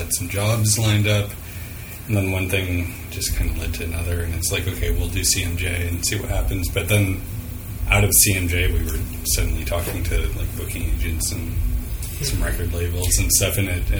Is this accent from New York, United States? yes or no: yes; Geneva, New York, United States; From Western New York.